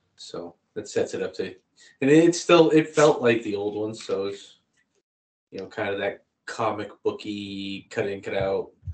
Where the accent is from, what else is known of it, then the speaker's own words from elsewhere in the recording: Boston, Massachusetts, United States; we're both from Boston